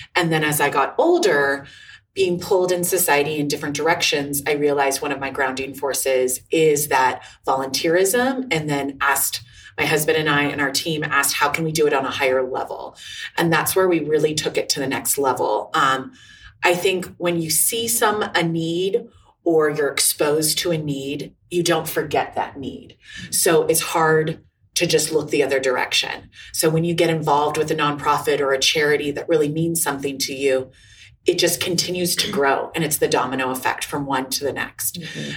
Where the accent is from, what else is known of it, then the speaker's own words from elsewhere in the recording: Los Angeles, California, United States; I'm from Los Angeles, California.